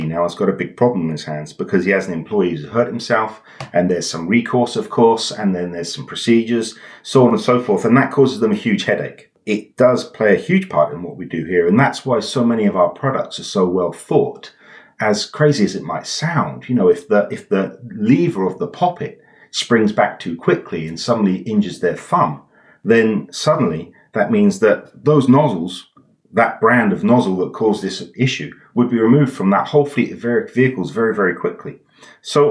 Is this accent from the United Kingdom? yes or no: yes; England, United Kingdom; I'm English, not German